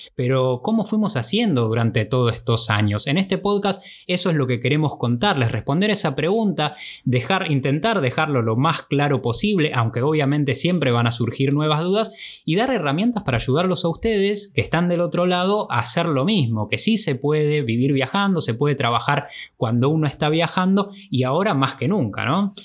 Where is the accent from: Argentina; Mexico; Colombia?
Argentina; moved away as an adult; Esos primeros años desde que nos fuimos de Argentina el primero de enero del 2009